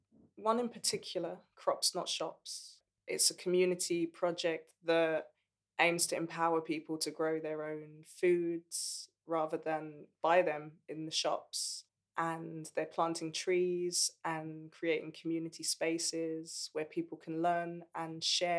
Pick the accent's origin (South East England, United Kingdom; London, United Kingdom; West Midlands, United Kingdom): London, United Kingdom; born or raised there